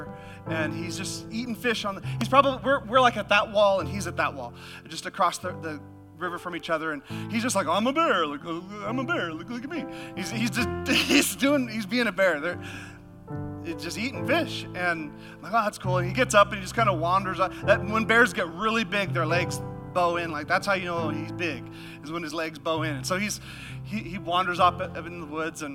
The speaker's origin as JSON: {"language": "English", "region": "Alaska", "country": "United States", "moved": "yes", "said": "I'm from Alaska, and we had this youth camp"}